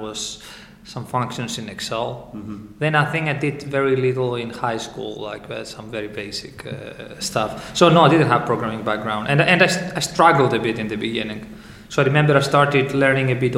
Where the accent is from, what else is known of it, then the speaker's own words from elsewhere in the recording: Greece; moved away as an adult; also born or lived in Southampton, United Kingdom; now in United Kingdom; I came from Greece and I came to UK in order to study